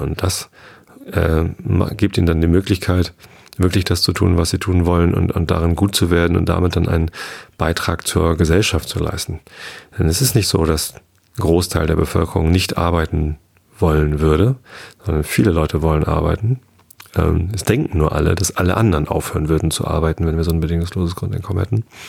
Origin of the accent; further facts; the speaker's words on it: Hamburg area, Lower Saxony, Germany; now in Lower Saxony, Germany; bin in Hamburg geboren. Ich bin zwar hier am Speckgürtel von Hamburg, südlich von Hamburg aufgewachsen.